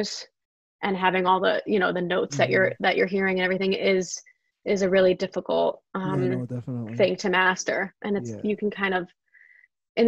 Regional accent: New York City, New York, United States; I came from South Brooklyn, taking the train all the way up to 67th Street

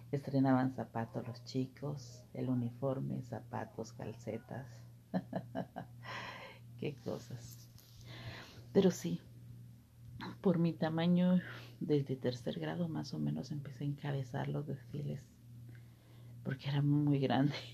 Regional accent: Petén, Guatemala; born there; Soy nacida en Guatemala ya te lo dije en los otros audios, soy nacida en Guatemala, eh, en el departamento del Petén, del municipio que le dicen

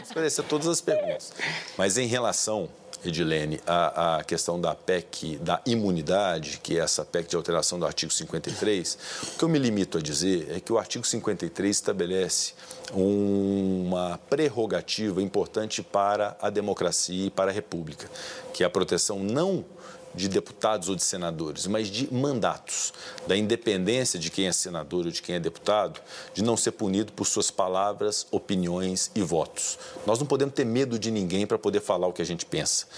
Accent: Brazil; enquanto brasileiros

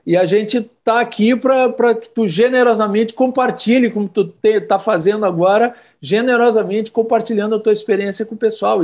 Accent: Brasília, Federal District, Brazil; moved away as an adult; now in Porto Alegre, Brazil; eu cresci em Brasília

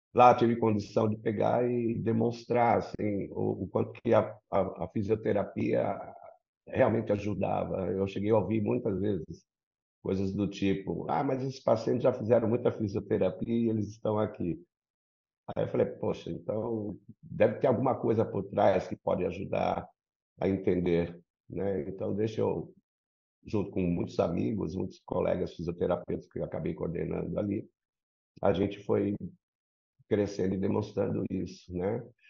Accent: São Paulo, Brazil; moved away as an adult; now in Rio de Janeiro, Brazil; Eu sou paulista, né? Nasci aí na Rua Frei Caneca, sou um paulistinha da Gema. E há 22 anos vim aqui para o Rio. Então, eu, eu sou um paulioca, porque é o maior tempo de vida minha ainda foi em São Paulo.

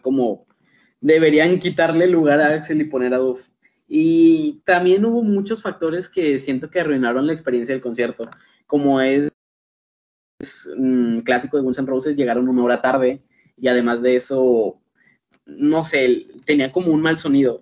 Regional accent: Mexico; aquí en mi país, al menos aquí en México

